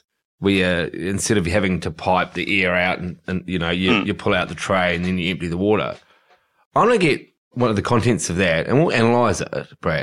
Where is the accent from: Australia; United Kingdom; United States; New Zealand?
New Zealand; the burn time in New Zealand for me growing up